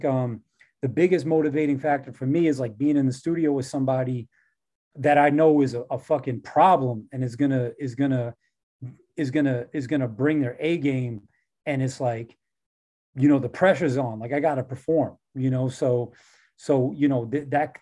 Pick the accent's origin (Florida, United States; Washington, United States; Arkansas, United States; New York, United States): New York, United States